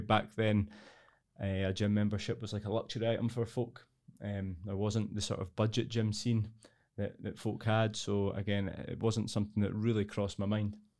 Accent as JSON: {"language": "English", "town": "Edinburgh", "region": "Scotland", "country": "United Kingdom", "tie": "born or raised there", "said": "I'm from Edinburgh originally. I've lived here all my life for almost thirty-seven years now."}